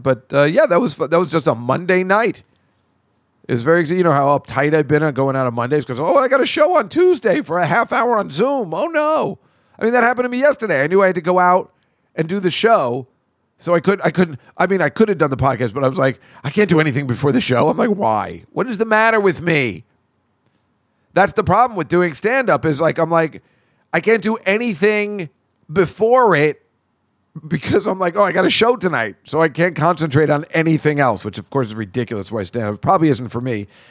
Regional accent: Edison, New Jersey, United States; my hometown has turned into little India

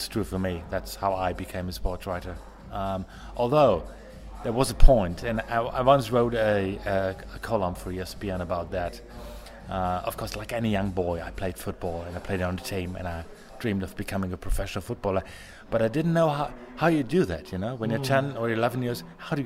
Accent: Ruhr area, near Dortmund, North Rhine-Westphalia, Germany; English is a second language; also born or lived in Baltic Sea; when I was 1 year old, my family moved away from Dortmund, just 20 minutes down the road

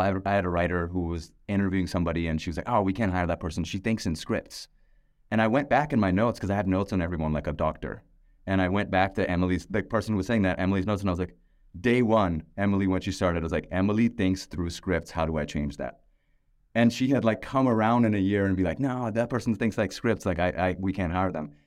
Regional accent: Pakistan; moved away; I'm a musician, I'm from Pakistan

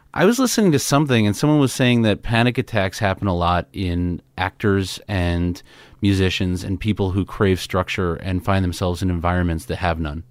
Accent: New York City, New York, United States; I grew up in Queens, New York

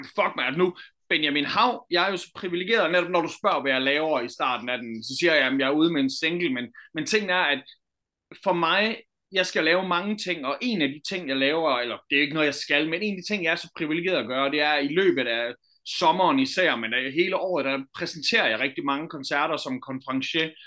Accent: Jutland, Denmark; vi er jo sådan rigtig jyde

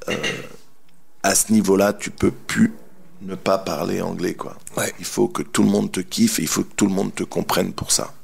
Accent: France; on est français

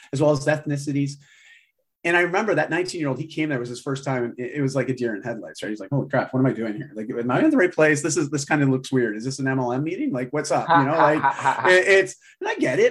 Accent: Canada; also born or lived in Vancouver, Canada; I live in Vancouver, Canada. I'm Canadian.

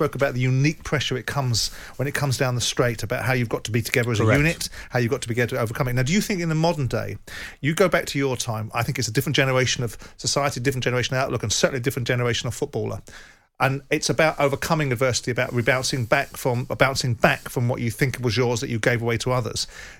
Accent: South of England, United Kingdom; I'm a Southerner.

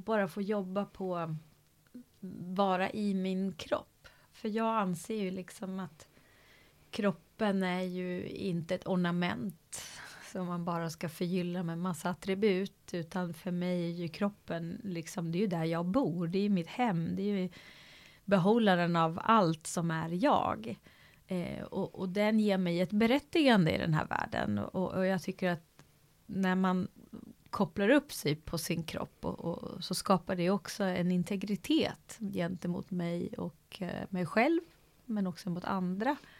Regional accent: Sweden; från där jag kommer från, en annan kontext liksom. Så ett samhälle, Sverige

